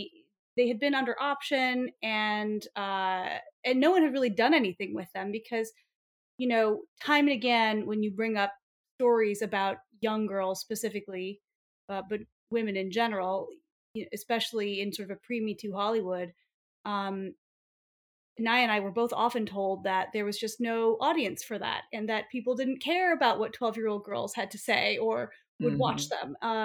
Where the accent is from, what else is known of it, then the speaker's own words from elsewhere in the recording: Paris, Île-de-France, France; an executive producer of the Babysitter's Club on Netflix. I grew up in Paris and I love to bake.